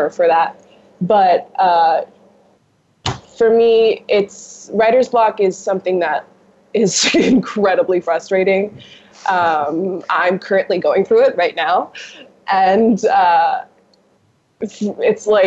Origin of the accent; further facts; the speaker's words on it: United States; also born or lived in New York, United States / Los Angeles, United States; I grew up in New York and I grew up in LA.